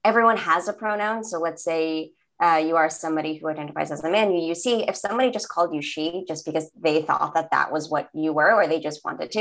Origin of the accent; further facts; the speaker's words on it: New York City, New York, United States; accent: Staten Island; I was born in Staten Island and I grew up in New York, so I can really throw on like my Staten Island accent